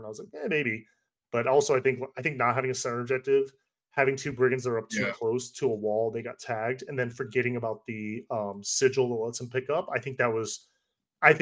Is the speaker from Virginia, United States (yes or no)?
yes; Northern Virginia, United States; moved away; I grew up in the Northern Virginia area.